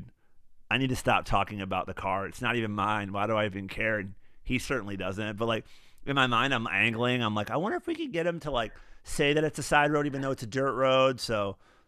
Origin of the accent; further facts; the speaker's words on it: Michigan, United States; now in California, United States; I'm from Michigan